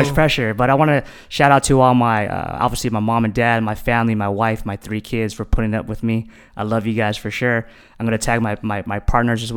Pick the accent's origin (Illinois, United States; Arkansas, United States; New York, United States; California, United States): California, United States; San Diego; also born or lived in Hawaii; I grew up in Mira Mesa